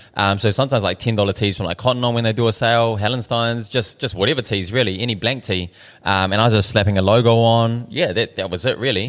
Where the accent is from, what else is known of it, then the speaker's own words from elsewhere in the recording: Auckland, New Zealand; also born or lived in Dunedin; I was born in Dunedin. At one year old, we moved up to Auckland. Um, so I pretty much grew up South Auckland my whole life.